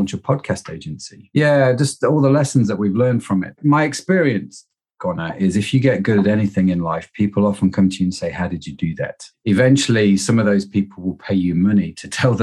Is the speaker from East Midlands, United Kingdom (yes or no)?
yes; Derby, East Midlands, United Kingdom; moved away as an adult; also born or lived in United States; now in Liverpool, United Kingdom; I grew up in Derby, lived in the States, and then came back to Liverpool and have stayed, really